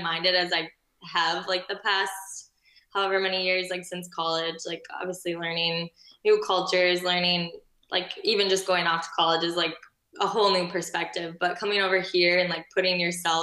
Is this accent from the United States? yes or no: yes; Minnesota, United States; moved away as an adult; now in Rome, Italy; I'm from Minnesota